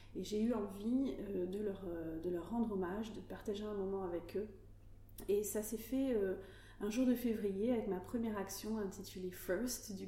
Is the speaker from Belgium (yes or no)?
no; Médoc, Nouvelle-Aquitaine, France; also born or lived in Arcachon Bay / Paris; J'ai grandi dans le Médoc et je vis actuellement entre le Médoc